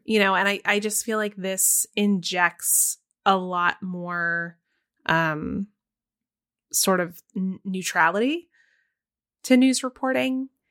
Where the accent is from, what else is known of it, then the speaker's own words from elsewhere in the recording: Texas, United States; growing up for me in Texas